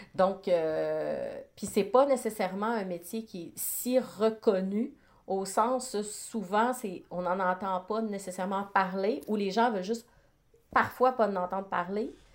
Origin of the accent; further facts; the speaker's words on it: Côte-Nord, Quebec, Canada; je suis originaire de la Côte-Nord, donc quand on vient d'un petit village